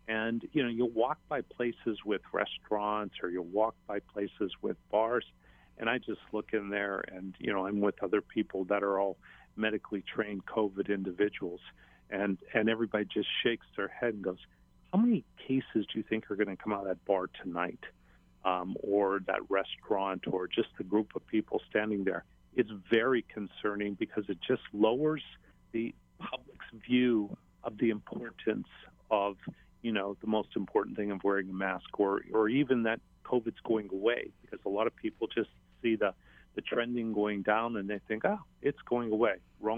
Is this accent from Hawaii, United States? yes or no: yes; Hawaii, United States; people kind of know I'm from Hawaii. I don't hide the fact I'm very proud of my home.